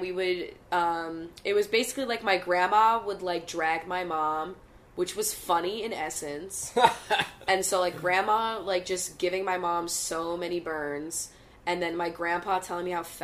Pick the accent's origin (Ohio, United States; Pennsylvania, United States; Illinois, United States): Pennsylvania, United States; Bucks County; We barely, like, dot our I's up in fucking Bucks County.